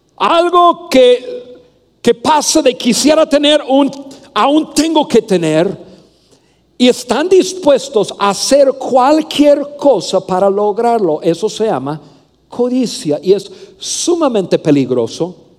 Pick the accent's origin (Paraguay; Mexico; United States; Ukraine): Mexico; also born or lived in Saltillo, Coahuila; soy mexicano